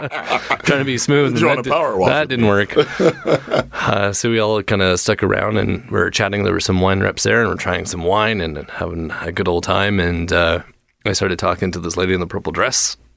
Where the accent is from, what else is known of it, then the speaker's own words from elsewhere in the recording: Newmarket, Ontario, Canada; I'm from a small town north of Toronto called Newmarket, Ontario, Canada.